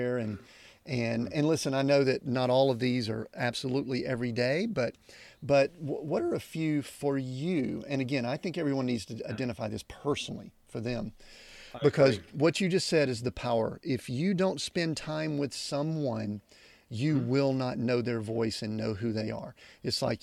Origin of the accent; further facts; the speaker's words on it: the South, United States; I'm from the South